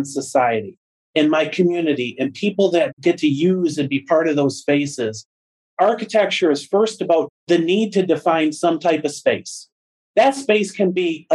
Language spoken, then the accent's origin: English; Freeland, Michigan, United States; also born or lived in Midland, Michigan; I grew up in Freeland and moved away while I was in college and ultimately came back to Midland